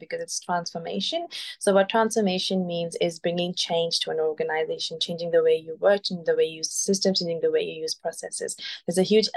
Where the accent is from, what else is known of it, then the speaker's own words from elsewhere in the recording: Pakistan; moved away as an adult; now in Australia; I am originally from Pakistan. I came to Australia as an international student in 2015.